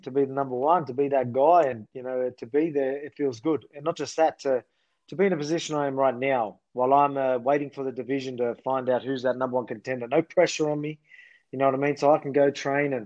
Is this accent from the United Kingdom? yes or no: no; Australia; my country.